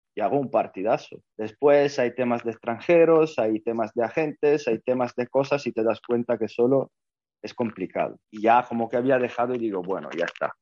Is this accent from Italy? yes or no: yes; Italy; Spanish is a second language; moved away as an adult; llegué a Asia como primer italiano a jugar